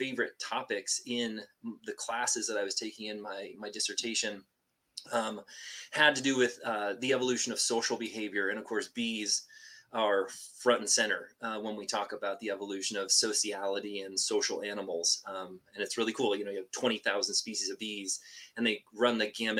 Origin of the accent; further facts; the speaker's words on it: Washington, United States; I am from Washington State and just grew up with sort of a childhood love of like nature and the outdoors